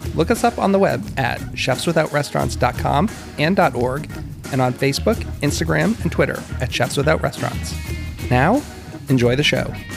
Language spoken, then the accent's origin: English; Marlborough, Massachusetts, United States; I'm a Boston g, like, I grew up in Massachusetts. Like, I'm from there